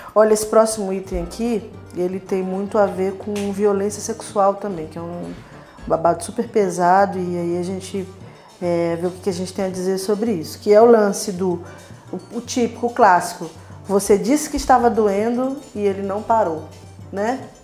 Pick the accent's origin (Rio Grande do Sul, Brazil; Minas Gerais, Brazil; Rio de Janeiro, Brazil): Rio de Janeiro, Brazil; eu venho da periferia e lá, lá na minha comunidade, lá na minha, na minha terra natal, Fumacê